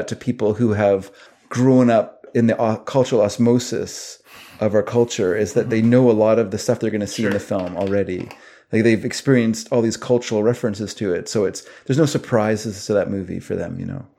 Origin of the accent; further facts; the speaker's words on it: United States; now in Canada; I'm only American